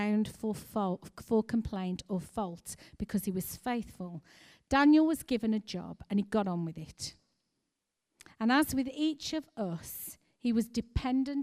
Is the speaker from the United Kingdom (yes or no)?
yes; United Kingdom; we as British people